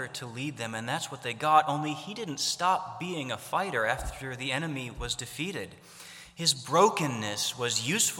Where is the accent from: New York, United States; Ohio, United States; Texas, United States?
Ohio, United States; I grew up in Ohio